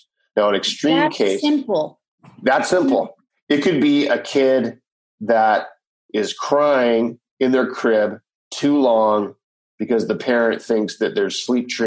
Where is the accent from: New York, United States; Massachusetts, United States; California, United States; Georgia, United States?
California, United States; Los Angeles; moved away as an adult; now in Costa Rica; I'm from Los Angeles, California.